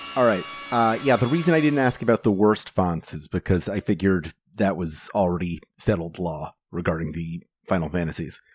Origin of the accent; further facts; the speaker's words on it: Florida, United States; I'm from Florida